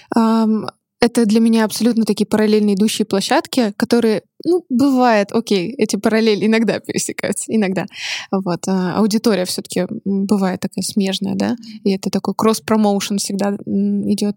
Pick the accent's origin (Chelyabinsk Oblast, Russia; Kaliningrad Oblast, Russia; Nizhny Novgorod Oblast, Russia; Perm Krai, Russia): Chelyabinsk Oblast, Russia; Chelyabinsk; moved away as an adult; also born or lived in Saint Petersburg; я выросла в Челябинске, это не очень модный город